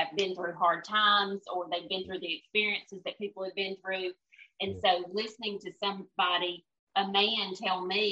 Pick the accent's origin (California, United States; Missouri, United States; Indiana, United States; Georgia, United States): Georgia, United States; Lincolnton; I grew up in Lincoln, Georgia, right outside McCormick.